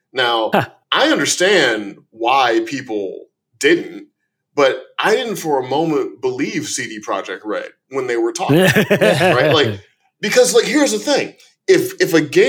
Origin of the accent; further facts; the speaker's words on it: St. Louis, Missouri, United States; also born or lived in Chicago, Illinois; I was born in Chicago, don't remember much of it. I grew up in St. Louis, Missouri